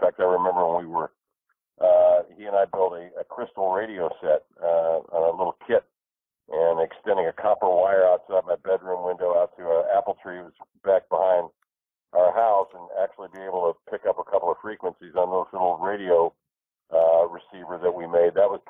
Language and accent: English; Indianapolis, Indiana, United States; moved away as an adult; also born or lived in Portland, Oregon / Seattle, Washington; We had one theater growing up on the suburbs of the west side of Indianapolis.